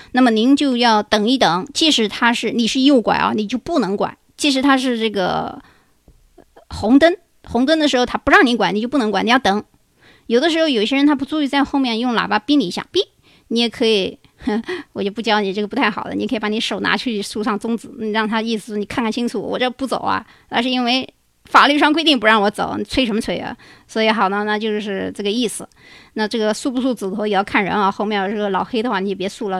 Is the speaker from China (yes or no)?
yes; China; now in United States; 我们中国人